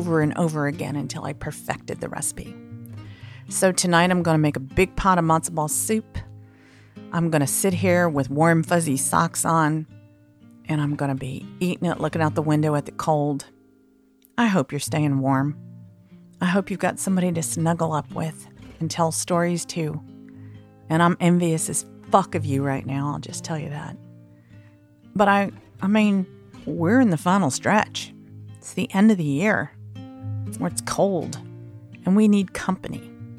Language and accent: English; the American South, United States; accent: southern; as a Southerner